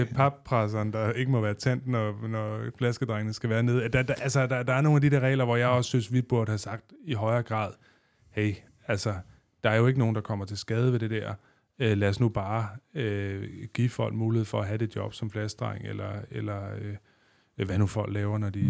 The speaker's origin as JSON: {"language": "Danish", "region": "West Zealand", "country": "Denmark", "tie": "born or raised there", "said": "Da jeg voksede op i Vestland, der arbejdede folk på Carmen Curlers"}